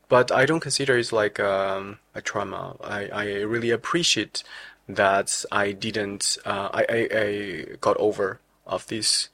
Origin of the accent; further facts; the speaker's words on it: China; moved away as an adult; also born or lived in France; now in Netherlands; I was born in China 1994. So I finished all my study in including bachelor in China